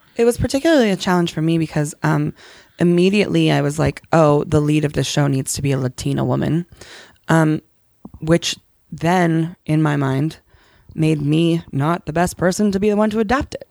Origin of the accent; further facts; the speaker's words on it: Connecticut, United States; I grew up Muslim in Connecticut